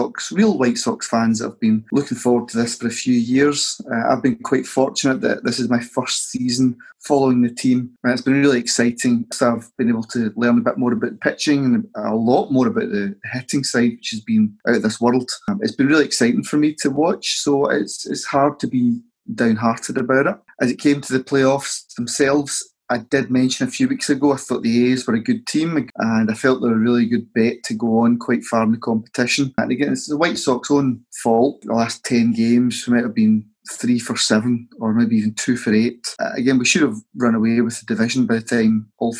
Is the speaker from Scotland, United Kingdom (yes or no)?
yes; Scotland, United Kingdom; As Scottish football fans